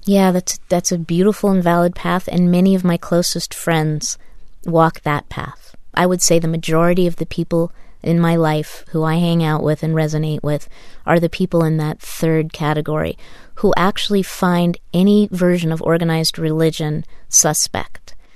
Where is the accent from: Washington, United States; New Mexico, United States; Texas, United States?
New Mexico, United States; Taos; I grew up in Taos, New Mexico